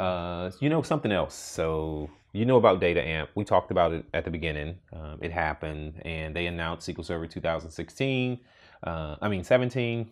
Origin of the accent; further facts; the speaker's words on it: Houston, Texas, United States; moved away; I grew up in Houston